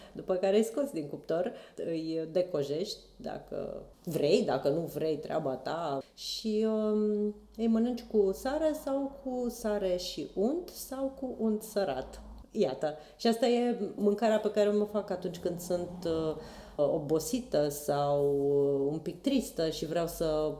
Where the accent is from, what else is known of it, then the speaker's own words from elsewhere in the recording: Bacău, Bacău County, Romania; moved away as an adult; also born or lived in Bucharest; mai mergeam la Bacău, eu sunt din Bacău, și acolo ciorbele sunt, toate sunt borșuri, toate se făceau la mine acasă